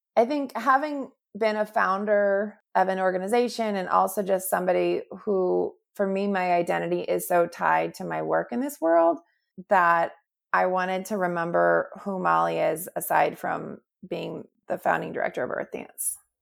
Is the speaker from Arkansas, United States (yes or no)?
no; St. Louis, Missouri, United States; my hometown of Saint Louis